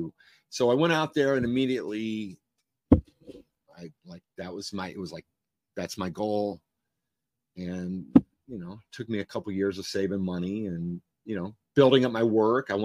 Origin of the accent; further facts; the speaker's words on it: Cleveland, Ohio, United States; moved away as an adult; also born or lived in Los Angeles; I was from Cleveland, you know, inner city kid